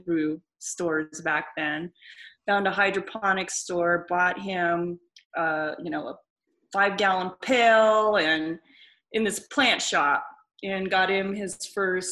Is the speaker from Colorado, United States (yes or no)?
yes; Erie, Colorado, United States; also born or lived in California; I grew up in Erie.